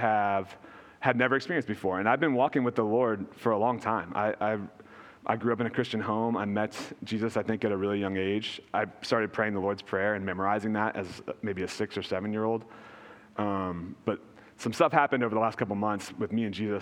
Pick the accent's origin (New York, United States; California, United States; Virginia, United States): Virginia, United States; So I grew up in Virginia